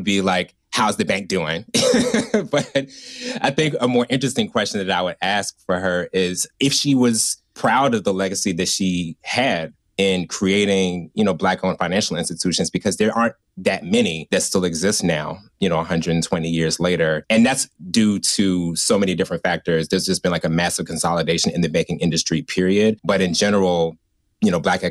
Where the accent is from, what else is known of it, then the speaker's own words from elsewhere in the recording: Richmond, Virginia, United States; growing up in Richmond